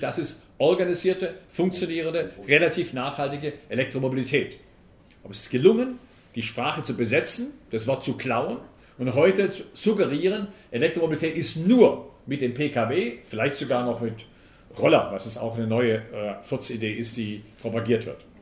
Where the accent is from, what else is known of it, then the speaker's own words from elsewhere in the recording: Lake Constance, Swabia, Baden-Württemberg, Germany; accent: Swabian; moved away as an adult; now in Potsdam, Germany; Ich bin Schwabe, ich nehme an, man hört es nicht, oder ich hoffe, man hört es nicht. Ich bin im Bodensee aufgewachsen, lebe seit äh, 20 Jahren bei Berlin, bei Potsdam genauer gesagt